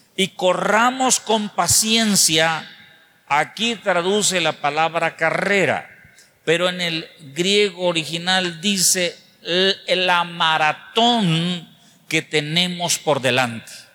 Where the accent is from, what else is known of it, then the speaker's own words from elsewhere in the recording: Mexico; nosotros como mexicanos